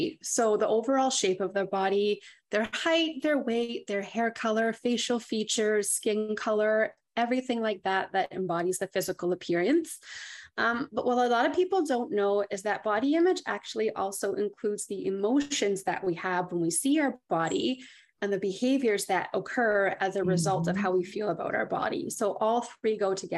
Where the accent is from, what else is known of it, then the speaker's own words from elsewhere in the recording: Thunder Bay, Ontario, Canada; moved away as an adult; now in Ottawa, Canada; Originally, I'm from Thunder Bay, Ontario